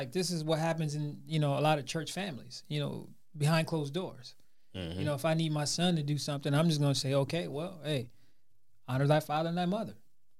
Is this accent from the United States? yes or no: yes; United States; I'm American.